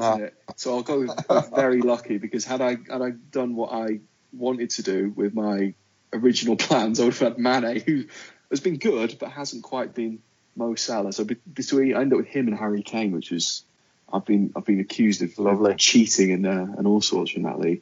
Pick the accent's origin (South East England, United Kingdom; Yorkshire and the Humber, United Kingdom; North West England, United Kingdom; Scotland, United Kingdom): North West England, United Kingdom; Wigan; now in London, United Kingdom; I am from the glorious town of Wigan in Lancashire.